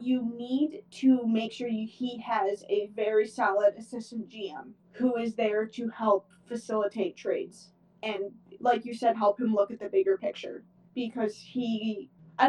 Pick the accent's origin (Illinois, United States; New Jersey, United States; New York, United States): New York, United States; Buffalo; we're from Buffalo